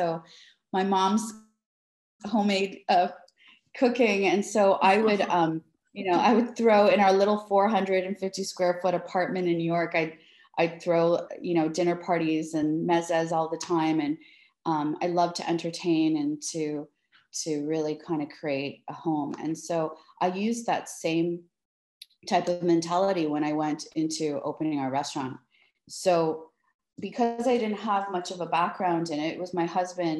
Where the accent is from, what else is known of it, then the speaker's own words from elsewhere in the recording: Toronto, Ontario, Canada; now in Miami, United States; am born and raised in Toronto. Both my parents are of Greek descent.